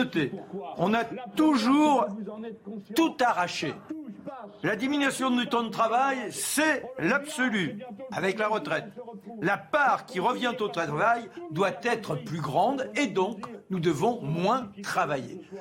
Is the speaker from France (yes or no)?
yes; France; moi je suis français, je veux bien m'inscrire dans l'Europe dès lors qu'elle a une dynamique